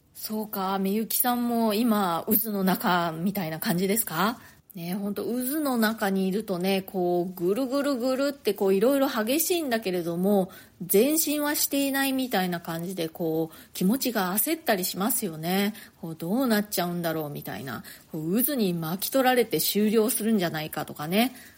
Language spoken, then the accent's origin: Japanese; Nagasaki, Japan; also born or lived in Chiba / Tokyo; now in New York, United States; 私ね、あの、長崎で生まれて、でまあ、あの育ったのはね長崎